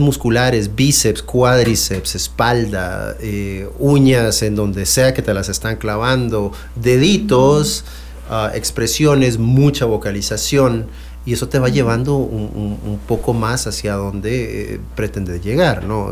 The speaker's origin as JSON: {"language": "Spanish", "country": "France", "second_language": "Spanish", "moved": "yes", "said": "yo soy francés"}